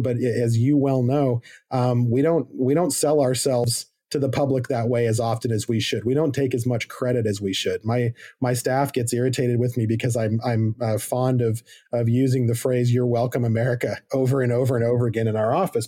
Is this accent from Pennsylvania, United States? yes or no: no; Arizona, United States; moved away; I'm from Arizona originally, I'm fifth generation